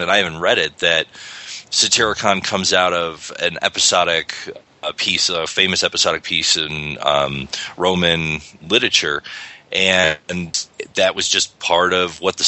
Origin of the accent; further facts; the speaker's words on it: United States; as an American